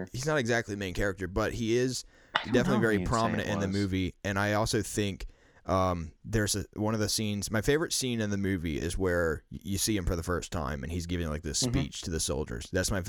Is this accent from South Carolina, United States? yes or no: yes; South Carolina, United States; accent: Midwest; Well, so I'm from South Carolina. We don't we don't exactly have a Tennessee accent here, but I don't really have a South Carolina accent. So, I have more of a Midwest accent.